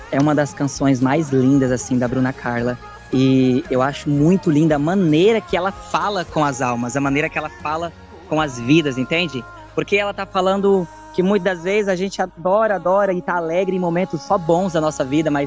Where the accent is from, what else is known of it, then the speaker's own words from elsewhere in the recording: Rondônia, Brazil; now in Limoeiro do Norte, Brazil; Eu, naturalmente, eu sou de Rondônia, porém, atualmente estou no Ceará, Nimoeiro do Norte, no Ceará. E eu tenho 23 anos